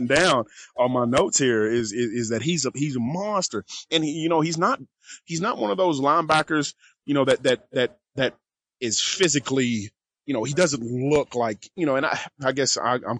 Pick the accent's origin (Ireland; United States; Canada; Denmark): United States; Kentucky; I was from Kentucky